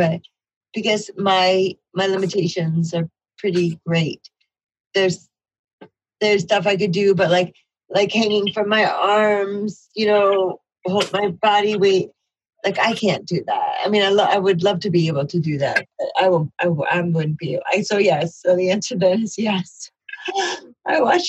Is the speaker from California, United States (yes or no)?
no; New York, United States; I'm a New Yorker